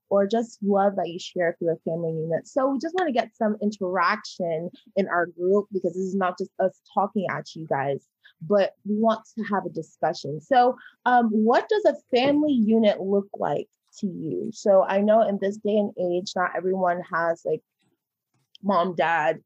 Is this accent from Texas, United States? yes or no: no; Georgia, United States; I'm from the Austin, Georgia